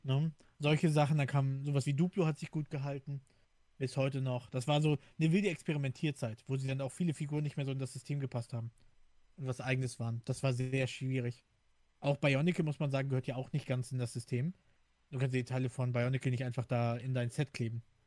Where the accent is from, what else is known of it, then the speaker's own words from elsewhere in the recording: Hamburg, Germany; moved away; ich bin in Hamburg groß geworden